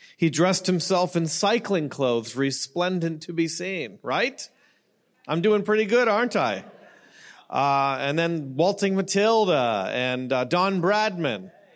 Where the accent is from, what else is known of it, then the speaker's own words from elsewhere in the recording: Canada; now in Newport Beach, United States; I'm Canadian